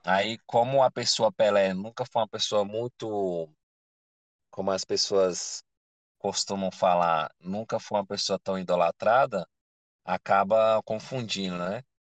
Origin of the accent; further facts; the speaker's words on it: Brazil; eu sou brasileiro